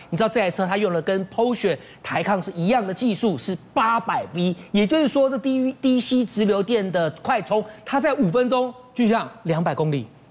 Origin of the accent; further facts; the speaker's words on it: Taiwan; 用我们台湾话讲